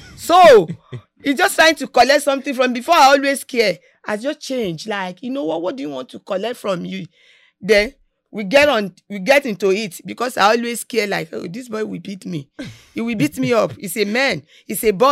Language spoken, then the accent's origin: English; Nigeria; moved away as an adult; now in United States; growing up in Nigeria, when we are young.